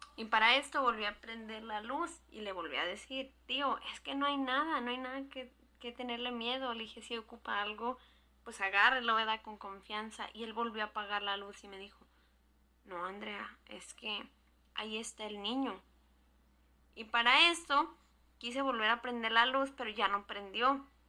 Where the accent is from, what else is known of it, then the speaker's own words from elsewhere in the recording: Jalisco, Mexico; now in California, United States; Soy proveniente de Jalisco y vivo en California.